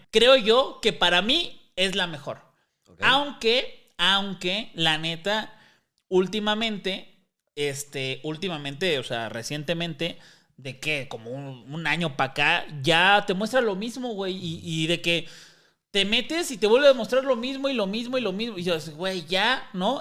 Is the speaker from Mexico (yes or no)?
yes; Mexico City, Mexico; also born or lived in Roma, Mexico City; Yo crecí en Iztapalapa